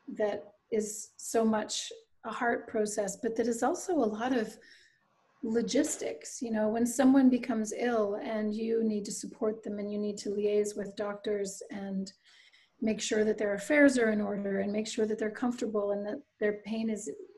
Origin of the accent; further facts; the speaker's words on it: Halifax, Nova Scotia, Canada; I grew up in Halifax, which is the capital city of Nova Scotia